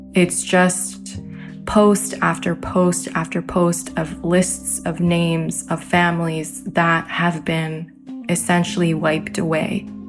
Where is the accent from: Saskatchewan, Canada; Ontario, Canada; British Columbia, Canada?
Ontario, Canada; also born or lived in Derna, Libya; I am a Canadian Libyan in Ontario, Canada. Both my dad's side and mother's side of my families originate from Derna